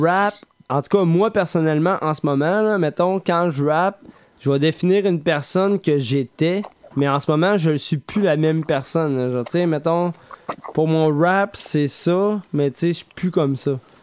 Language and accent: French; Quebec City, Quebec, Canada; Nous, là, on vient de Québec